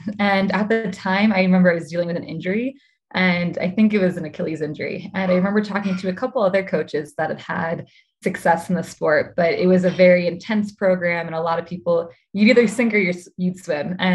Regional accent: Midwest, United States; also born or lived in Milwaukee; Yeah, so I was born in Milwaukee and grew up um, a bit all over the Midwest.

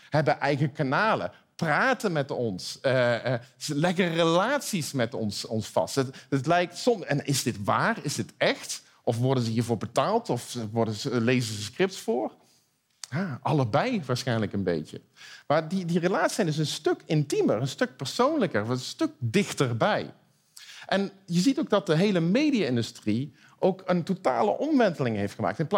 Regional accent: Eindhoven, North Brabant, Netherlands; Nou, ik kom uit Eindhoven, dus ik ben een optimist.

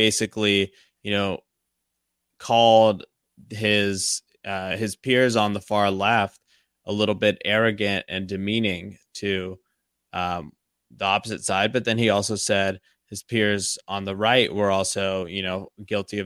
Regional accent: Los Angeles, California, United States; my hometown

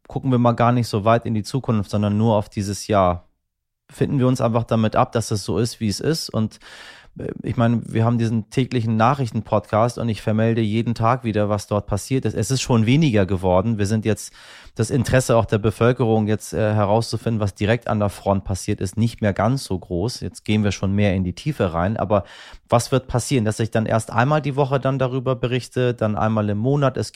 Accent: Hamburg, Germany; Wir sind ja beide aus Hamburg.

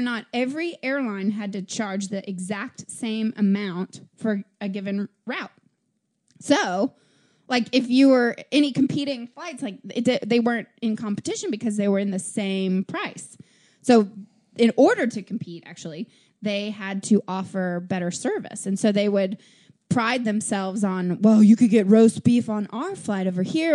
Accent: Nashville, Tennessee, United States; I'm from Nashville

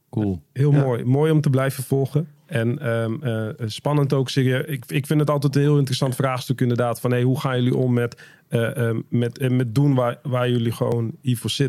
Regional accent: Groningen, Netherlands; Nee, ik ben een Groninger.

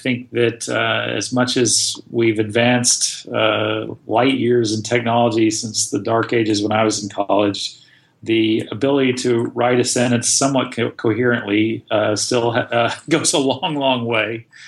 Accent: Austin, Texas, United States; I grew up in Austin.

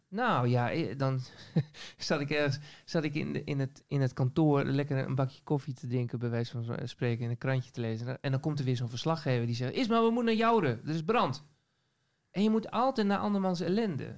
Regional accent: Assen, Drenthe, Netherlands; also born or lived in Leeuwarden; now in Groningen, Netherlands; Ik kom uit Assen oorspronkelijk. Ik ben geboren in, eh, eh, in, de hoofdstad van Drenthe

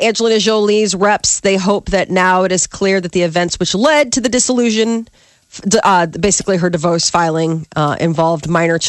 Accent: United Kingdom; we're British, we don't talk about things like this.

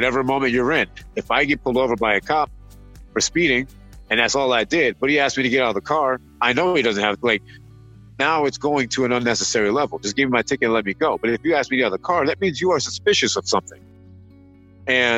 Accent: Michigan, United States; I'm a Midwest guy. I grew up playing hockey in Michigan.

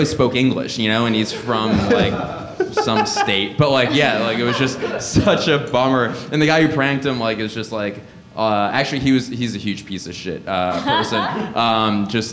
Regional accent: Philadelphia, Pennsylvania, United States; my hometown

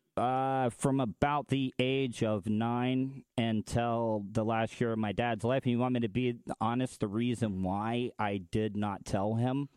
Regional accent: the South, United States; as a man growing up in the South

